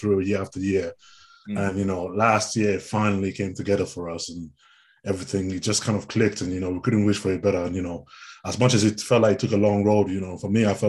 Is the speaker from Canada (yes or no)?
no; Nigeria; moved away; I come from originally from Nigeria